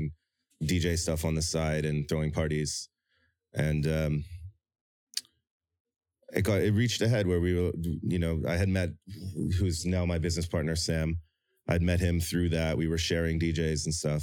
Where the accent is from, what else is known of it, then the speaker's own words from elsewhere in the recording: Toronto, Ontario, Canada; moved away as an adult; now in South Korea; my experiences growing up in Toronto